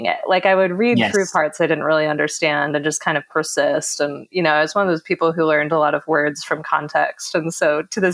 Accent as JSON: {"language": "English", "area": "Orange County", "region": "Southern California", "country": "United States", "tie": "born or raised there", "said": "I grew up in Southern California. I live in LA now, but I grew up a bit south of there in Orange County"}